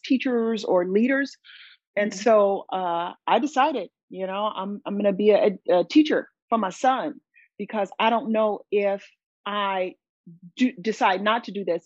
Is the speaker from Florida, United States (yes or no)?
no; Southern California, United States; moved away as an adult; now in North Syracuse, United States; I'm originally from Southern California.